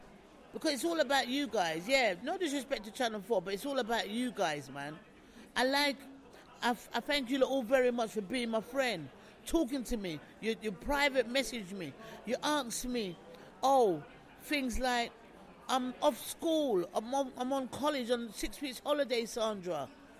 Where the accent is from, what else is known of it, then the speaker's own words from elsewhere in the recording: England, United Kingdom; Being English, Big Brother and the Jungle.